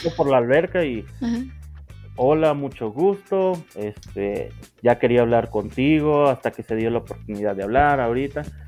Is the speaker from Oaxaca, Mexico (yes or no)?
no; Sinaloa, Mexico; moved away as an adult; now in Mexico City, Mexico; nacido en el norte de México y actualmente viviendo lo que es en el centro, en la capital